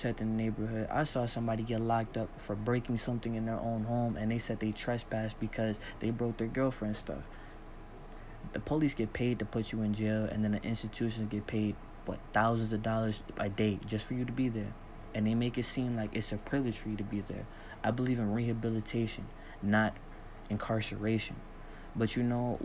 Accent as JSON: {"language": "English", "country": "United States", "said": "I'm African American"}